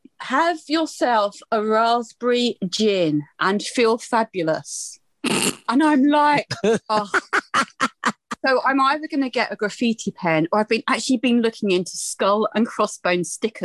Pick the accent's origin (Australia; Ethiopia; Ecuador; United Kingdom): United Kingdom; Essex, East of England; moved away; I'm from Essex. And so he's an Essex boy, I'm an Essex girl.